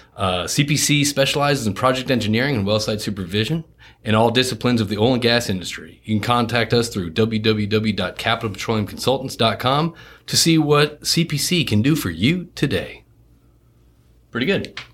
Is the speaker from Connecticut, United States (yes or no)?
yes; Connecticut, United States; moved away; also born or lived in France / Houston; I, grew up in Connecticut, so I wasn't raised around it